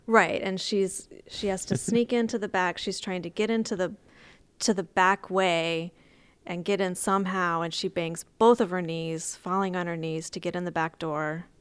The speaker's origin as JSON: {"language": "English", "region": "Texas", "country": "United States", "said": "I'm from Texas, and so we have Texas history in Texas"}